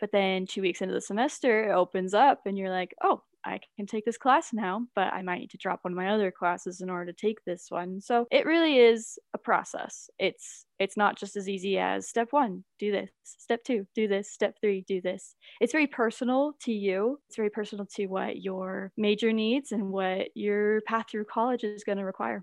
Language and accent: English; Logan, Utah, United States; I'm actually from Logan